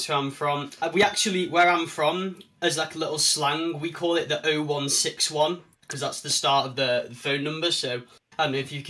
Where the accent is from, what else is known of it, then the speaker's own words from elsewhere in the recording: Manchester, North West England, United Kingdom; I'm from Manchester in England.